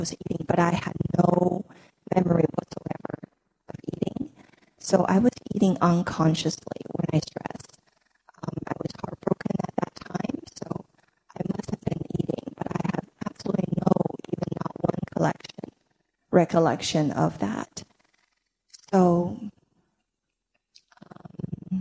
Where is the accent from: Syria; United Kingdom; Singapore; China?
China; moved away as an adult; now in United States; I grew up in China